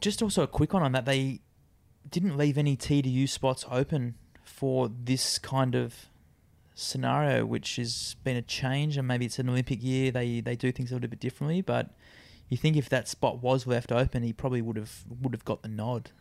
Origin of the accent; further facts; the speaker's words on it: Australia; I think being an Australian